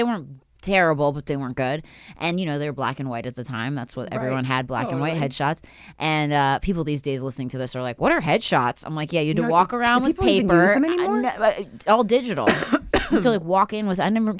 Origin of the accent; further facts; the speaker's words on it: Philadelphia, Pennsylvania, United States; Philly. So